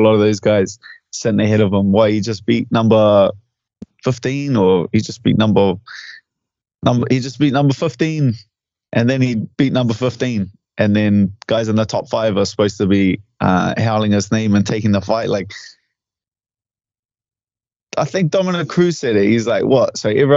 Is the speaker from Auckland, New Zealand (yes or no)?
yes; Auckland, New Zealand; my hometown